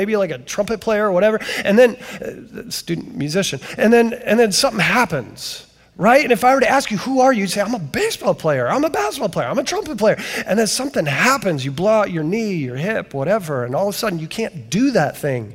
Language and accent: English; Canton, Ohio, United States; I come from Canton, Ohio, the 9th most miserable city